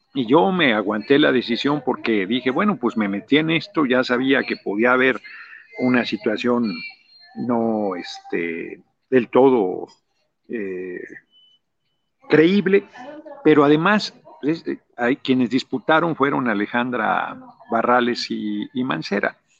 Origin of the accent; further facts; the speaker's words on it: Mexico City, Mexico; moved away as an adult; now in Morelos, Mexico; yo nací en el DF